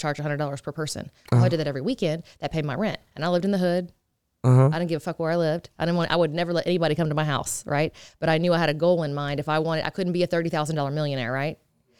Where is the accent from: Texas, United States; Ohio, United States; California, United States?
Texas, United States; I said, hey, I want to start a makeup line. I'm from Texas. What do I do?